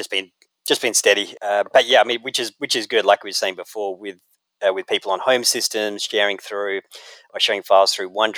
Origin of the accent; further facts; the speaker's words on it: Australia; moved away as an adult; now in United States; I'm Australian